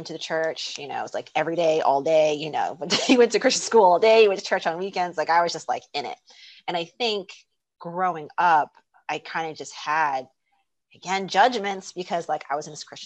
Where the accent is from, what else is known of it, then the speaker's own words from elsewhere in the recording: South New Jersey, United States; moved away as an adult; now in France; I'm from South New Jersey, and I moved to France, to Europe 12 years ago.